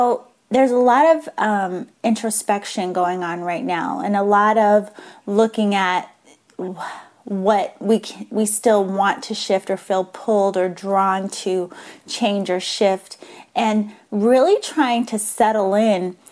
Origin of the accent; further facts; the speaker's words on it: Massachusetts, United States; now in San Diego, United States; I grew up in Massachusetts